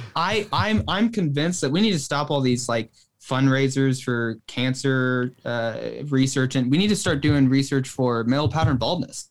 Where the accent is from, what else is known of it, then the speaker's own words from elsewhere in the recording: Northwest, United States; now in Oklahoma, United States; I'm actually originally from, I was born in the Northwest